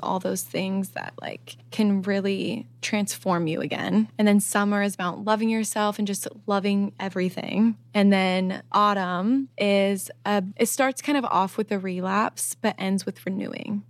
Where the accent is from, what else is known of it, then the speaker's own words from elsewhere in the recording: Midwest, United States; I'm from the Midwest